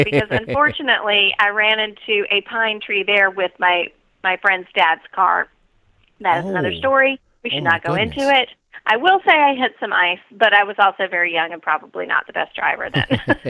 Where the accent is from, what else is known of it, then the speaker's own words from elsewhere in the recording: North Carolina, United States; Well, I still consider North Carolina my home. And I do still live there for part of the year